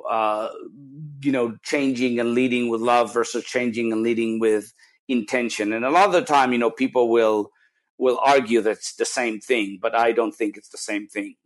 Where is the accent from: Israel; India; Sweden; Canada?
Israel; moved away; I'm come from Israel originally